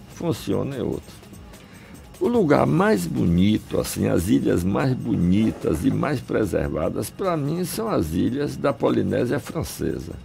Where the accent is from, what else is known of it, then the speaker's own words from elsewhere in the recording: Salvador, Bahia, Brazil; also born or lived in Ukraine; Eu nasci na Ucrânia, onde só tinha plantação de trigo e centeio. Meu pai era agrônomo, trabalhava no interior, mas cheguei aqui na Bahia e onde a gente foi parar? Em Salvador, na beira do mar